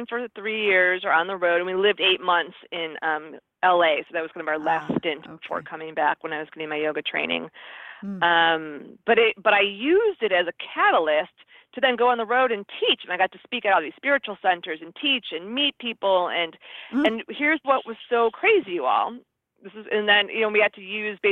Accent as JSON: {"language": "English", "region": "Midwest", "country": "United States", "moved": "yes", "lives_now": "California, United States", "said": "I'm from the Midwest"}